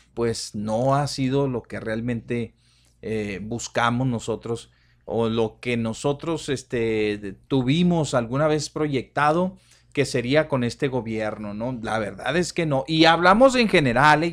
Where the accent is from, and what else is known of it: Ciudad Juárez, Chihuahua, Mexico